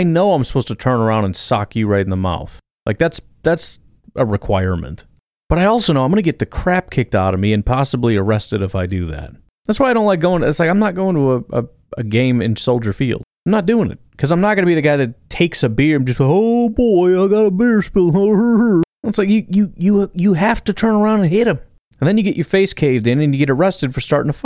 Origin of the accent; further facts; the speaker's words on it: Illinois, United States; I grew up in Illinois